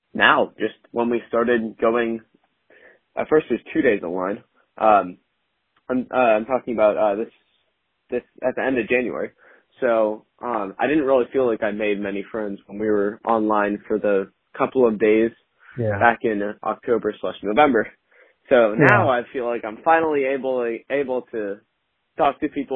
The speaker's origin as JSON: {"language": "English", "region": "Wisconsin", "country": "United States", "tie": "born or raised there", "moved": "yes", "said": "I was born in Wisconsin, so I don't remember anything about Wisconsin in terms of going to church"}